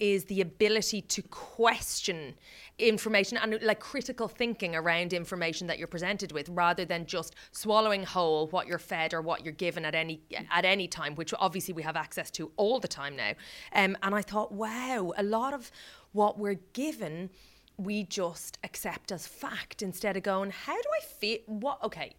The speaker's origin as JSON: {"language": "English", "region": "County Meath", "country": "Ireland", "said": "I'm Meath."}